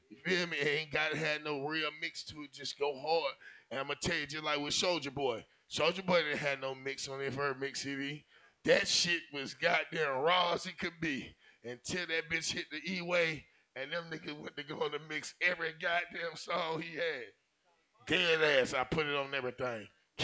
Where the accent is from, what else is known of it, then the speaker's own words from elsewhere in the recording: Atlanta, Georgia, United States; I'm from Campbellton Road. I'm from the SWAT.